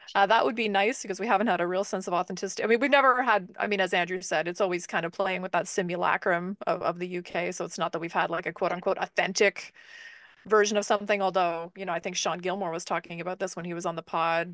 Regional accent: Canada; speaking as a Canadian

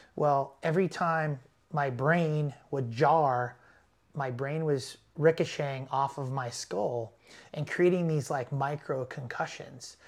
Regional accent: Los Angeles, California, United States; I'm from Los Angeles

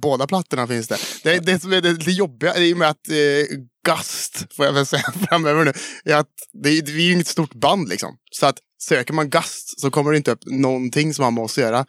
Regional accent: Trollhättan, Västra Götaland, Sweden; vi säger ju Gust bara för att vi är från Trollhättan

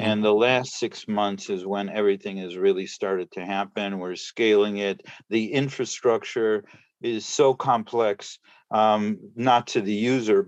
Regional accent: Chicago, Illinois, United States; moved away as an adult; also born or lived in Brussels; now in New York, United States; I'm actually from Chicago

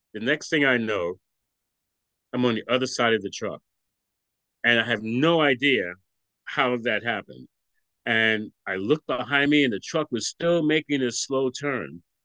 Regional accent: New York City, New York, United States; I grew up in Brooklyn, New York. I'm I'm from Brooklyn, New York, and continue to live in Brooklyn, New York now

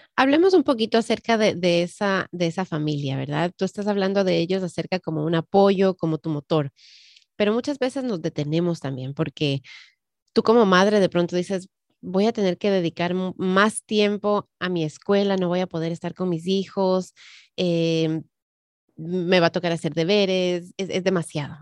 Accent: Ecuador; moved away; yo crecí, nací, nací, crecí en el Ecuador

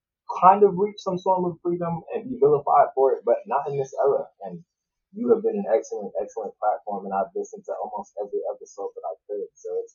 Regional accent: New York City, New York, United States; I am from Queens, New York. Born and raised, love New York, love my city.

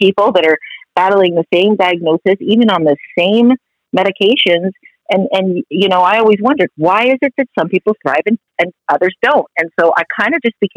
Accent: United States; also born or lived in Canada; now in Florida, United States; being American

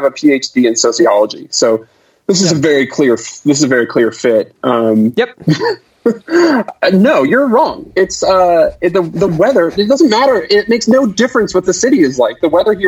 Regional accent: Southlake, Texas, United States; I grew up in Southlake actually, way before it was what Southlake is now

